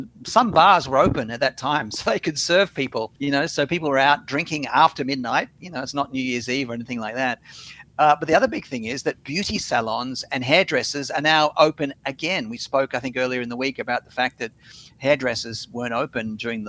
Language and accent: English; Sydney, New South Wales, Australia; also born or lived in Singapore; now in Queensland, Australia; when I was a kid growing up in Sydney